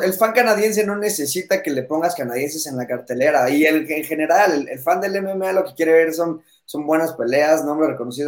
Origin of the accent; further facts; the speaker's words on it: Mexico; yo siendo aquí mexicano